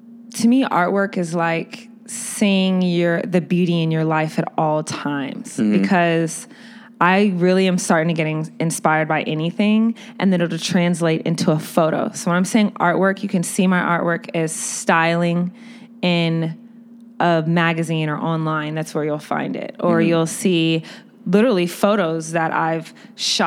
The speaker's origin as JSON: {"language": "English", "town": "Austin", "region": "Texas", "country": "United States", "tie": "born or raised there", "also_born_or_lived": "London", "moved": "yes", "lives_now": "Chicago, United States", "said": "I was raised in Austin"}